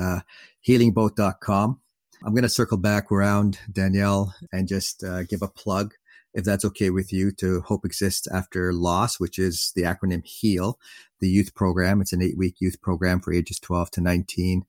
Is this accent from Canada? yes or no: yes; Canada; my parents are Middle Eastern. I'm Canadian Middle Eastern or Middle Eastern Canadian